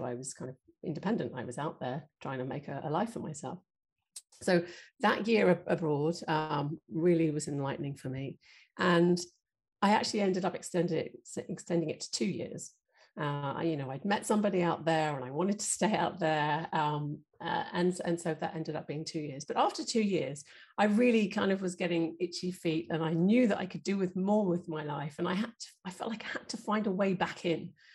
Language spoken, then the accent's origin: English; London, United Kingdom; growing up in North London